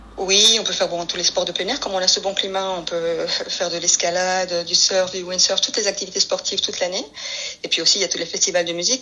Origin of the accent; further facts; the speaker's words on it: Paris, Île-de-France, France; moved away as an adult; also born or lived in Atlantic island (likely Canary Islands); now in Spain; je suis espagnole, mais mes grands-parents ont, et mes parents ont émigré en France, à Paris, dans le 11e arrondissement exactement, quand j'étais petite. J'ai fait toute ma scolarité euh, là, je suis ex-parisienne